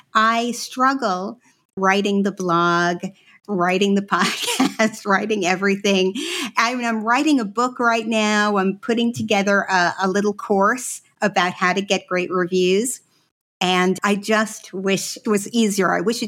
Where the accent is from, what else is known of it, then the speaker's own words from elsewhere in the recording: Israel; born there; I was born in Israel. My parents were Holocaust children. So they were in what is now Ukraine. That's where they are originally from.